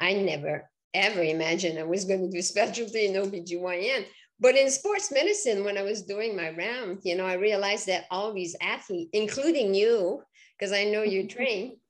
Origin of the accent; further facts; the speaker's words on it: Quebec, Canada; English is a second language; moved away as an adult; now in Vermont, United States; people will recognize my accent. So I'm originally from Quebec